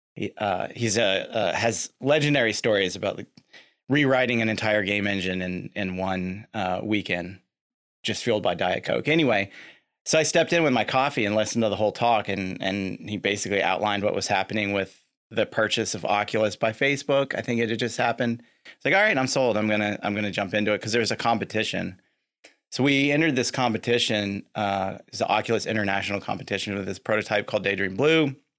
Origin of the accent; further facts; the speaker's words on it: Lexington, Kentucky, United States; born and raised in Lexington, Kentucky